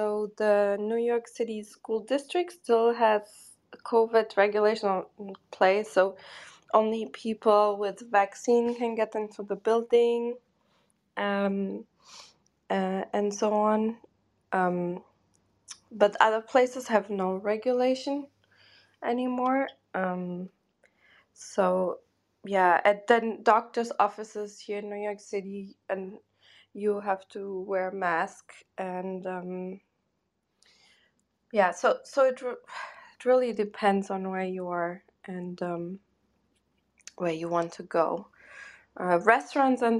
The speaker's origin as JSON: {"language": "English", "country": "Germany", "tie": "born or raised there", "also_born_or_lived": "Portugal", "second_language": "English", "said": "I grew up in Germany"}